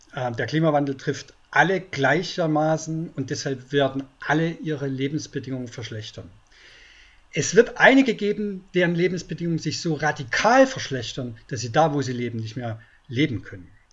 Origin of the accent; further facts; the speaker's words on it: Brandenburg, Germany; Ich bin Brandenburger